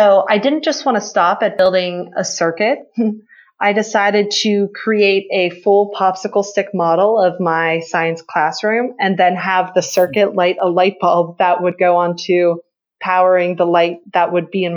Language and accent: English; Pittsburgh, Pennsylvania, United States; I grew up in Pittsburgh, Pennsylvania